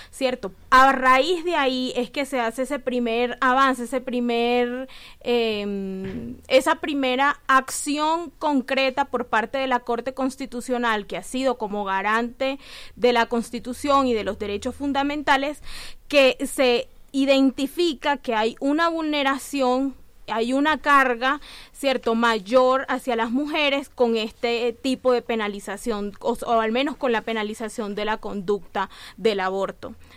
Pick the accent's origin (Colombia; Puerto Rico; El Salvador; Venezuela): Colombia; nosotros teníamos como mujeres colombianas